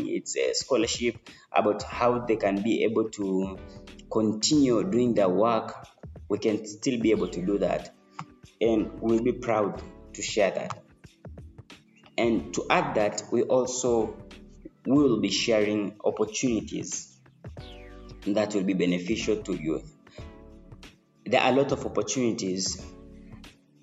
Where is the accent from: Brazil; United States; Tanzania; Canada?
Tanzania; I'm from Tanzania